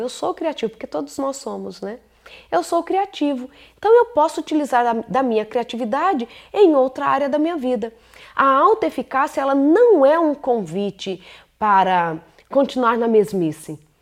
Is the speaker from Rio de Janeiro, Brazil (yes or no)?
no; São Paulo, Brazil; moved away; Agora chegamos a São Paulo, terra onde eu nasci, Morumbi, lugar lindo. Saudade desse lugar, viu? Lugar onde eu nasci, me acolheu, onde eu estudei